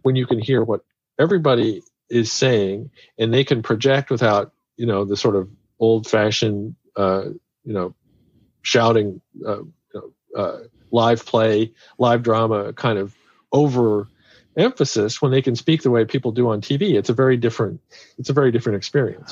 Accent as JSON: {"language": "English", "town": "Kansas City", "country": "United States", "said": "I'm from Kansas City"}